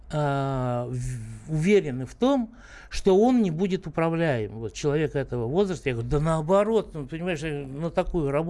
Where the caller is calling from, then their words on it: Moscow, Russia; Я из Москвы